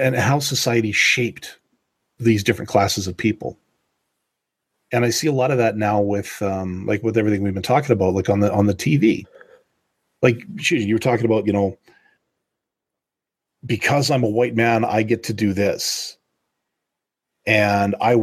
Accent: Canada; I'm Canadian

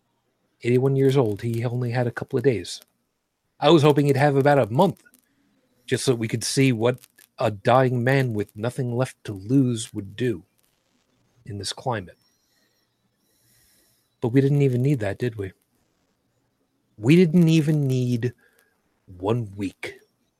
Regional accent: United States; I am an American citizen

